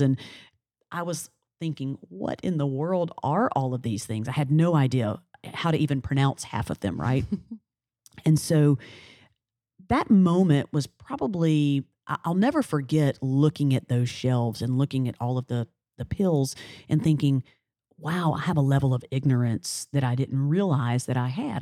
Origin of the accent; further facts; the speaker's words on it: Alabama, United States; now in New Orleans, United States; I'm from Alabama, a little small town in Alabama